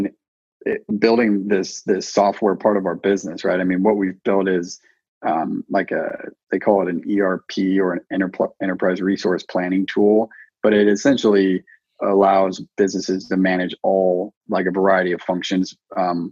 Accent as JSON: {"language": "English", "region": "Idaho", "country": "United States", "tie": "born or raised there", "also_born_or_lived": "West Coast", "moved": "as an adult", "said": "I grew up in Idaho. I kind of split time. I'm more of a West Coast guy."}